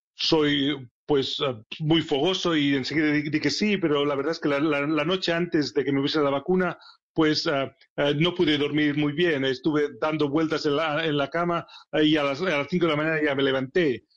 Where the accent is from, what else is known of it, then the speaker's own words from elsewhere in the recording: Barcelona, Catalonia, Spain; moved away as an adult; also born or lived in Sheffield; now in England, United Kingdom; Barcelona, es mi ciudad natal